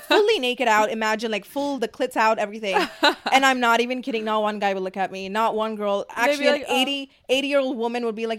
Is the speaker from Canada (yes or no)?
no; Dubai, United Arab Emirates; moved away as an adult; now in Los Angeles, United States; I'm from the Middle East